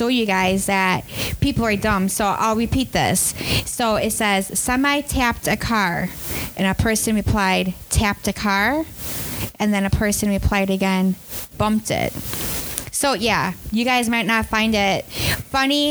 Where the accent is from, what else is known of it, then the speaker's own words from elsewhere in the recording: Milwaukee, Wisconsin, United States; moved away; I'm from Milwaukee, Wisconsin